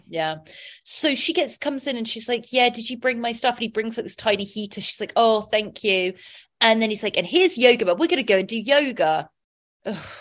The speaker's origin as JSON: {"language": "English", "region": "England", "country": "United Kingdom", "said": "I'm English"}